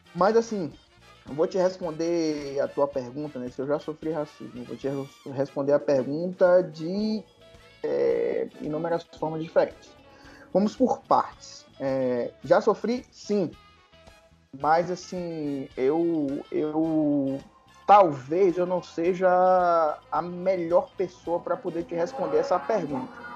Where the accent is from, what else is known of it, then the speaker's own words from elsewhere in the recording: Salvador, Bahia, Brazil; now in Brasília, Brazil; eu nasci em Salvador, fui criado em Salvador amo minha cidade